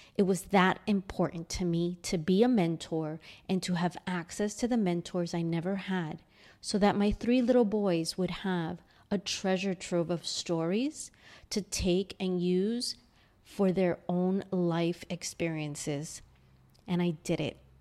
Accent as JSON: {"language": "English", "town": "New York City", "region": "New York", "country": "United States", "tie": "born or raised there", "moved": "as an adult", "lives_now": "Sydney, Australia", "said": "I grew up in a six hundred and fifty square foot apartment in Astoria, Queens, New York"}